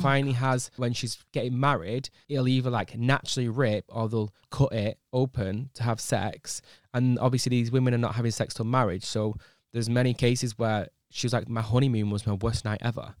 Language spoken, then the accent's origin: English; United Kingdom; as British people, I feel like we're quite lazy people